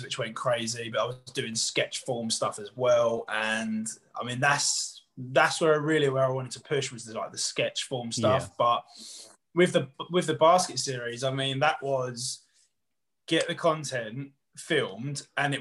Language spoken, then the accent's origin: English; Southend-on-Sea, East of England, United Kingdom; I'm from Southend